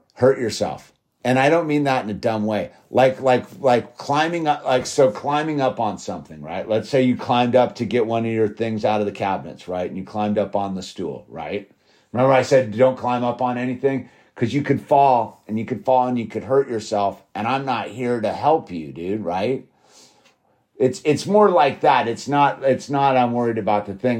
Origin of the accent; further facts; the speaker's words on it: Malibu, California, United States; growing up in Malibu and living in Malibu